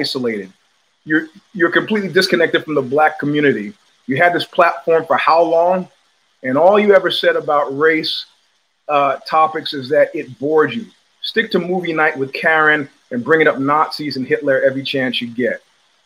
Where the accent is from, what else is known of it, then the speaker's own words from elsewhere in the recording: New York City, New York, United States; also born or lived in New Rochelle, New York / Cobble Hill, Brooklyn / Crown Heights, Brooklyn / Flatbush, Brooklyn; I grew up in Jamaica, Queens